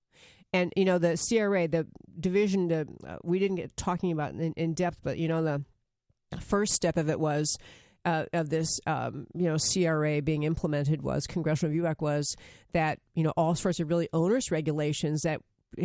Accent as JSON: {"language": "English", "region": "New York", "country": "United States", "tie": "born or raised there", "said": "I grew up in New York and I did master talking fast."}